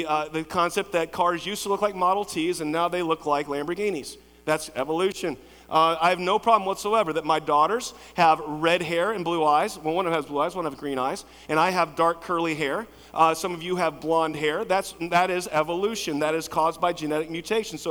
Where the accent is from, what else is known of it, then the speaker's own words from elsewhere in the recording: Lexington, Kentucky, United States; I grew up in Lexington, Cassie Morton, Henry Clay, went to Center College